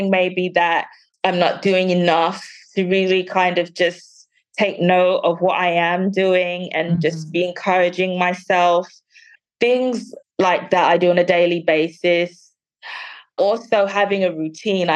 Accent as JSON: {"language": "English", "region": "London", "country": "United Kingdom", "tie": "born or raised there", "moved": "yes", "lives_now": "Birmingham, United Kingdom", "said": "I was born and raised in London, and I currently live in the second largest city, Birmingham."}